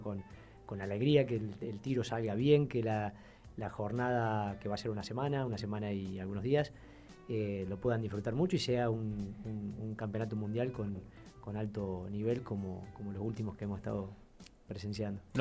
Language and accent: Spanish; Argentina; como somos los argentinos, medio eh, ingeniosos